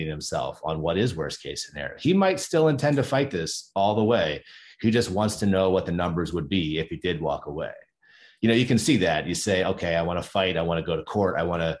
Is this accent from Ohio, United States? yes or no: yes; Ohio, United States; I grew up in Ohio